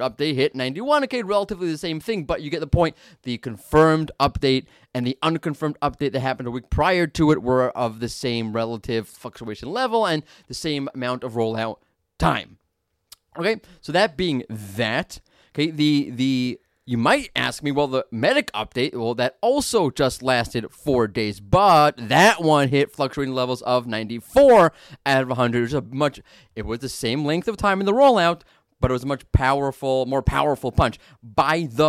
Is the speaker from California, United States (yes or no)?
no; New York, United States; I'm from New York.